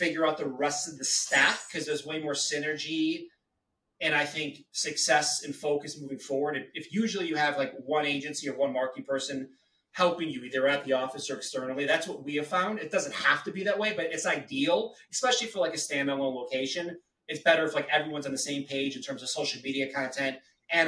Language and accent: English; Chicago, Illinois, United States; I grew up in Chi-Town